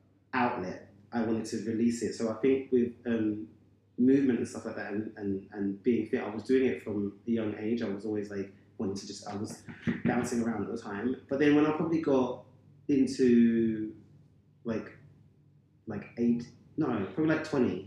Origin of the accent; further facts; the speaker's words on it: London, United Kingdom; I have six brothers and sisters, but our family, I'm from Bermondsey